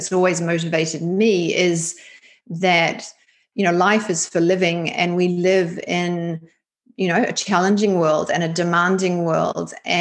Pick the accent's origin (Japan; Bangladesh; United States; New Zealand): New Zealand; Christchurch, Canterbury; moved away as an adult; also born or lived in Sydney, Australia; now in London, United Kingdom; I grew up in Christchurch, New Zealand, in the South Island, and completed my education there